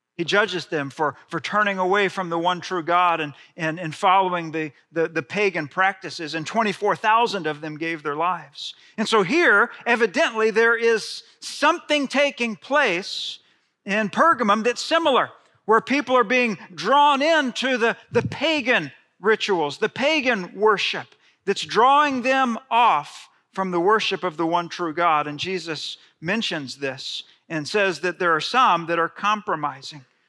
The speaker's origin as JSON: {"language": "English", "town": "Friendswood", "region": "Texas", "country": "United States", "tie": "born or raised there", "said": "growing up in Friendswood, Texas"}